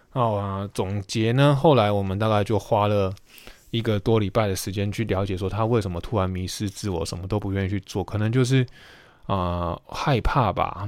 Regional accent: Taiwan; also born or lived in United States; 美国念完书回到台湾研究所念完之后

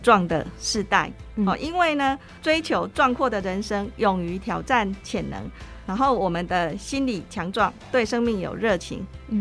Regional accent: Chiayi, Chiayi City, Taiwan; 他也是我们嘉义人

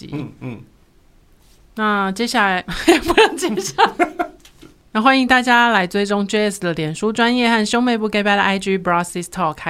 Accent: southern Taiwan, Taiwan; 对，但是我们那种真正从南部上来的人化妆是真的很可怕。

